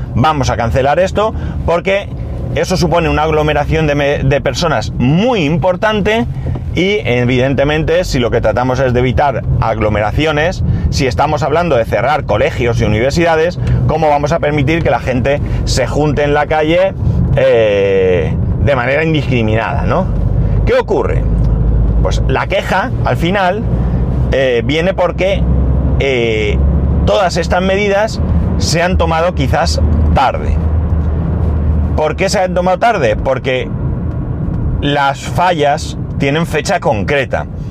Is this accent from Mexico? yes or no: no; Spain; como ciudadano español que paga sus impuestos